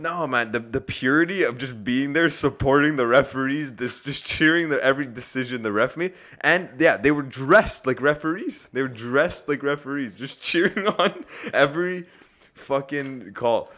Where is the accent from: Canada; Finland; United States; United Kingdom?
Canada; we're from Canada